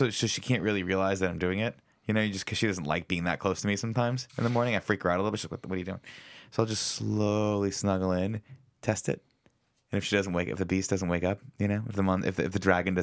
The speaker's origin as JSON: {"language": "English", "region": "Southern California", "country": "United States", "tie": "born or raised there", "said": "growing up in Southern California, it's really hot"}